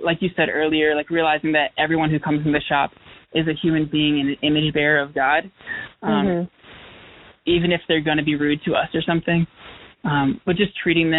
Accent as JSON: {"language": "English", "town": "Raleigh", "region": "North Carolina", "country": "United States", "tie": "born or raised there", "moved": "as an adult", "lives_now": "Greensboro, United States", "said": "Growing up in Raleigh, there was a ton of, like, bakeries and coffee shops"}